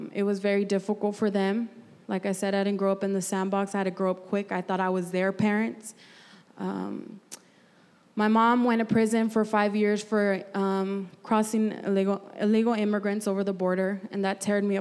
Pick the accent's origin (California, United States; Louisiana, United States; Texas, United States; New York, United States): California, United States; Santa Barbara; also born or lived in Bakersfield; I was born and raised in Santa Barbara, or I could say that's just the longest area code I lived in.